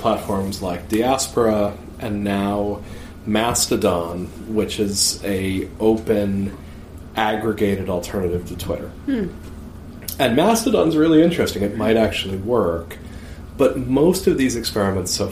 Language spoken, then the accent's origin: English; United States; I'm an American